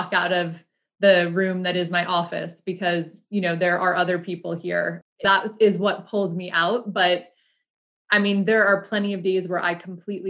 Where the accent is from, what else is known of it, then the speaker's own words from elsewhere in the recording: United States; accent: American; my American accent